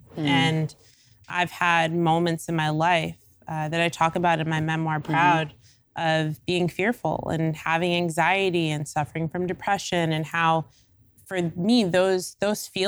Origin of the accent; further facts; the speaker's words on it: United States; I'm African American